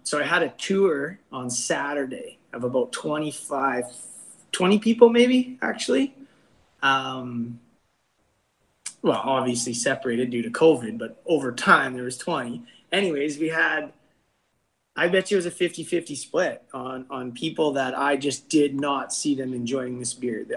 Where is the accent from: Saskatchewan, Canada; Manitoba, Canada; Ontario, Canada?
Saskatchewan, Canada; North Battleford; also born or lived in Vancouver; Him and I grew up together here in the Battlefords.